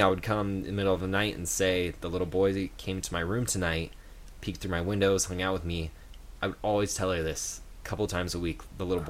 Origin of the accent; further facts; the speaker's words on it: San Diego, California, United States; growing up in Humboldt, San Diego.